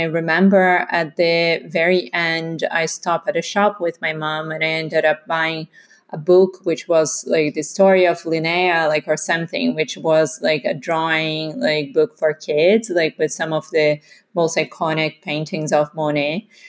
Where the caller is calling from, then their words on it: London, United Kingdom; So I'm calling in from London.